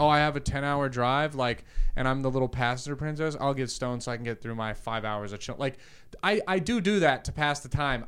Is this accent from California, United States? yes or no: yes; California, United States; now in Austin, Texas, United States; I'm a Californian that moved here